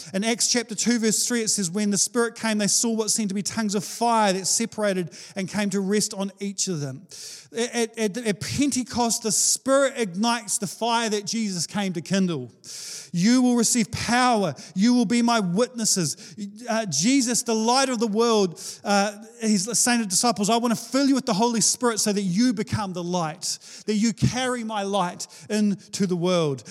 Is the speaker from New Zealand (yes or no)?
yes; Wellington, New Zealand; now in Hawke's Bay, New Zealand; I'm from Wellington